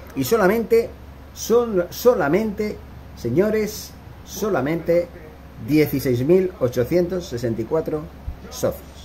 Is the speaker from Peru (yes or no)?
no; Barcelona, Catalonia, Spain; moved away as an adult; now in Guatemala; mi ciudad natal, que es Barcelona